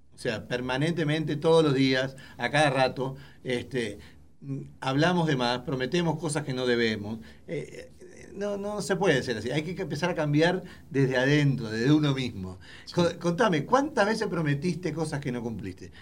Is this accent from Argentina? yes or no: no; Uruguay; moved away; yo soy uruguayo